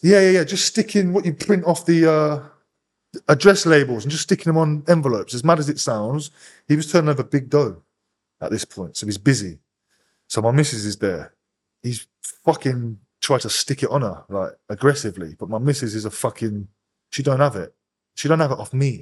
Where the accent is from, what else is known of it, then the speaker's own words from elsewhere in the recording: Northampton, East Midlands, United Kingdom; I'm from Northampton, but all my people were from Wellingborough